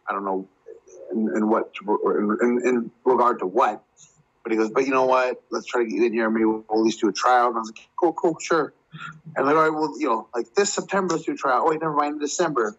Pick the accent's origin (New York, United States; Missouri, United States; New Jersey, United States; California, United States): California, United States; Chico; Northern California, up in Chico, where I'm from, my hometown